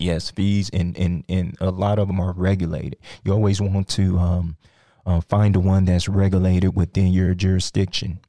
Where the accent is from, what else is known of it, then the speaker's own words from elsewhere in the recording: Sugar Land, Texas, United States; also born or lived in Nigeria / Iowa; I grew up here in, um, Sugarland